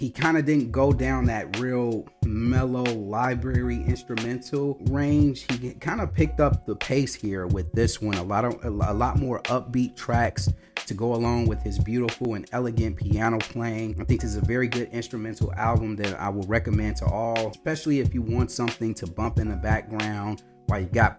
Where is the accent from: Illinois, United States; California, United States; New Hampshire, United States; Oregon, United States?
Illinois, United States; Chicago; They came to my hometown of Chicago